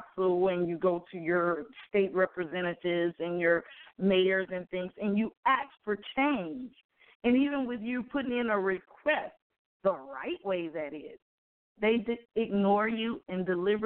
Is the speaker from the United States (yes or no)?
yes; Mobile, Alabama, United States; we grew up in Orange Grove